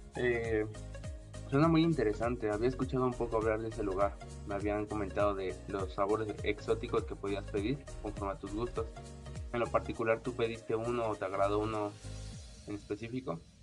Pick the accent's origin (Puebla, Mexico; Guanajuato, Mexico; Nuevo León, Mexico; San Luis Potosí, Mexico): Puebla, Mexico; yo vengo el estado de, Puebla